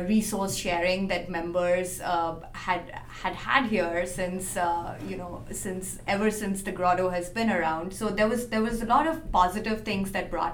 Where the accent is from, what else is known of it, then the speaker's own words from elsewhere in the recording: India; moved away as an adult; now in San Francisco, United States; So I'm an Indian journalist and writer. I moved to San Francisco just last year